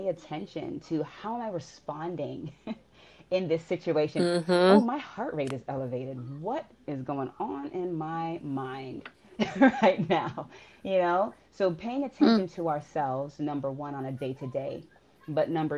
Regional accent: Miami, Florida, United States; moved away as an adult; now in Atlanta, United States; I grew up in Miami

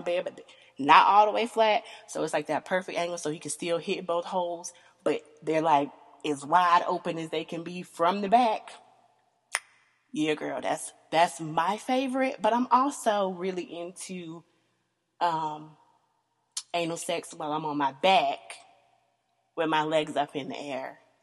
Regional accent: the South, United States; I am born and raised in the South, um, country girl

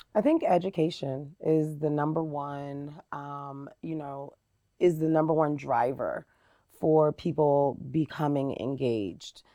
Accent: Jersey City, New Jersey, United States; moved away as an adult; now in Lehi, United States; I was born and raised in New Jersey. Uh, Jersey City, New Jersey

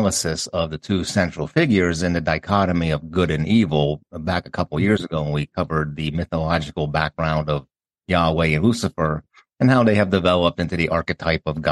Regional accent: Pennsylvania, United States; moved away; growing up in Pennsylvania

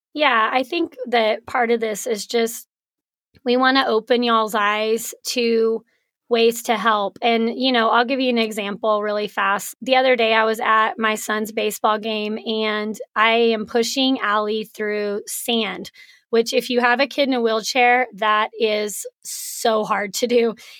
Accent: Artesia, New Mexico, United States; moved away as an adult; now in Lubbock, United States; I'm from Artesia, New Mexico.

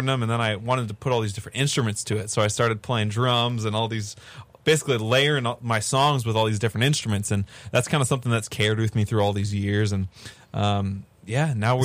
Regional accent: Seattle, Washington, United States; now in Nashville, United States; I'm originally really from Seattle

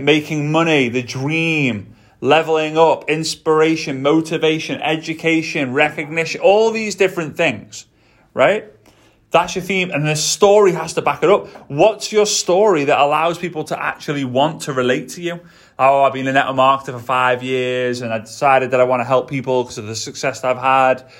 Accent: England, United Kingdom; moved away; I'm British, right? I'm from England

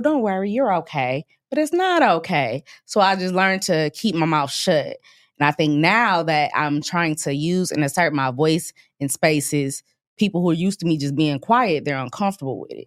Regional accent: Grand Rapids, Michigan, United States; moved away as an adult; now in Dallas, United States; I was born in Grand Rapids

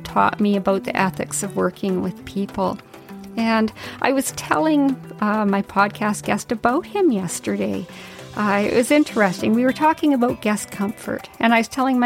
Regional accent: Yukon, Canada; when I was a little girl growing up in the Yukon.

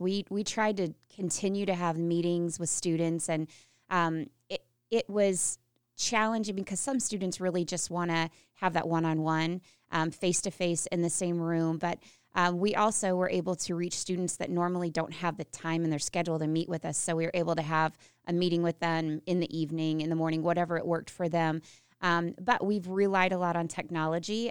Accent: Unionville, Missouri, United States; moved away; I'm from Unionville, Missouri, Putnam County, R one, um, home of the Mighty Midgets

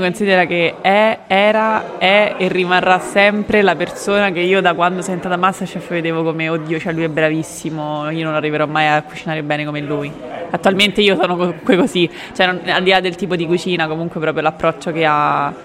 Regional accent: Rome, Lazio, Italy; vengo da Roma

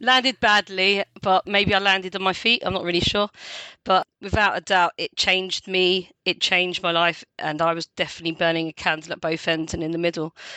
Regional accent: London, United Kingdom; accent: London; I was born in London, I've got real London accent.

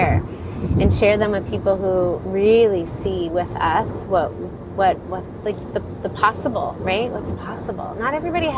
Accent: Florida, United States; moved away; also born or lived in Colorado / Ireland / Denver; I did grow up in Florida

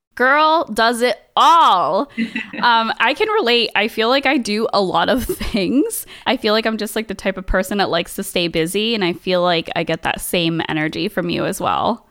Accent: Saratoga Springs area, upstate New York, United States; moved away; also born or lived in Boston; to go to high school in actual upstate New York, like Saratoga Springs area

